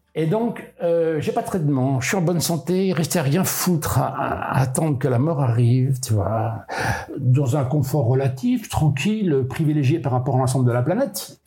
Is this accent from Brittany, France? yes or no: yes; Molène, Brittany, France; also born or lived in Brest; je suis pas né à Molène, je suis né à Brest, ma mère est venue accoucher à Brest, mais mes, mes deux parents habitaient Molène